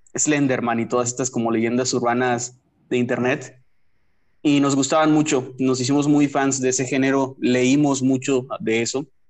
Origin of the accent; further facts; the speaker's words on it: Matamoros, Tamaulipas, Mexico; yo soy de Matamoros, Tamaulipas